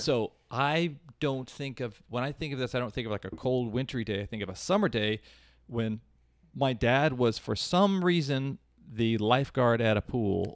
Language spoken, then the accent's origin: English; Kansas City, Missouri, United States; a kid growing up in Kansas City